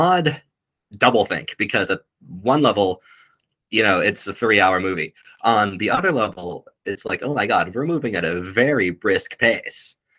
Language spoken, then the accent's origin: English; United States; moved away as an adult; now in Edinburgh, United Kingdom; I'm an American, of course.